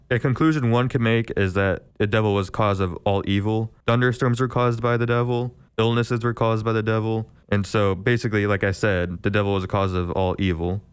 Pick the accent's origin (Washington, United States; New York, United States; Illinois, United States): Illinois, United States; Milford; I am from Milford, Illinois